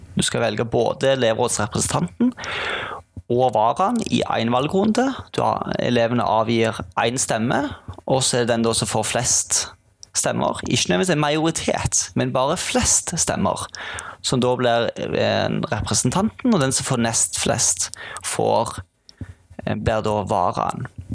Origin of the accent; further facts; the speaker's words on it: Sandnes, Rogaland, Norway; moved away as an adult; now in Bergen, Norway; jeg er jo ikke fra Bergen, jeg er fra Sandnes. Innflytta til Bergen